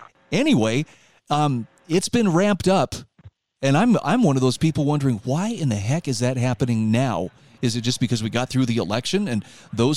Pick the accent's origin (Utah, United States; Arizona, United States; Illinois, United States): Utah, United States; here in my home state of Utah